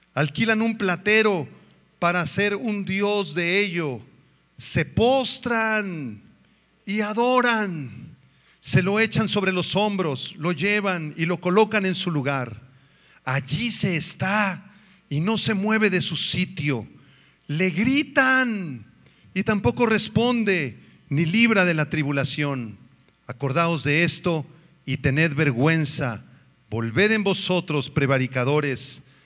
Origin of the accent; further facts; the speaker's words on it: Mexico; vivimos en un país hermoso, un país bello en el cual Dios nos concedió el privilegio de nacer, a los que somos mexicanos